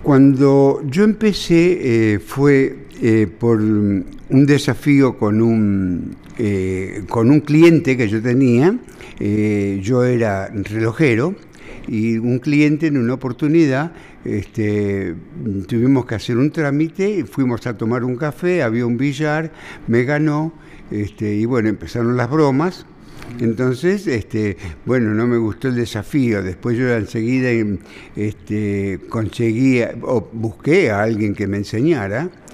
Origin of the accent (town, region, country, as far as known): Buenos Aires, Argentina; born or raised there; also born or lived in San Telmo, Buenos Aires